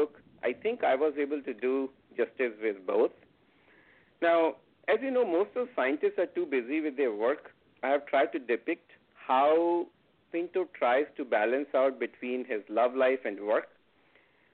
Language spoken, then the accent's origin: English; India; first language Hindi; English is a second language; I grew up in a small town of India as a Hindi-speaking child.